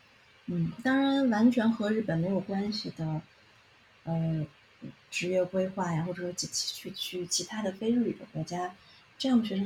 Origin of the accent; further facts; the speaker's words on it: Beijing, China; moved away as an adult; now in Kyoto, Japan; 老北京人，